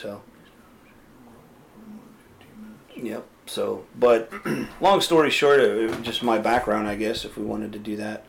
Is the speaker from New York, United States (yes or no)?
no; California, United States; also born or lived in Los Angeles / Sacramento; Originally from California. I moved around a lot growing up. I spent some time in northern, southern. I was born in L.A., bounced around, ended up in Sacramento area